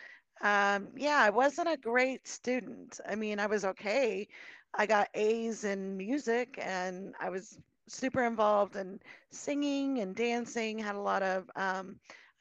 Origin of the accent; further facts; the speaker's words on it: Colorado, United States; I was born and raised in Colorado.